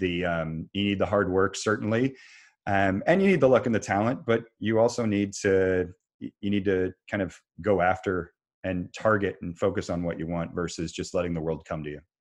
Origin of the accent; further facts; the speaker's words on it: Kansas, United States; now in Raleigh, United States; I grew up in Kansas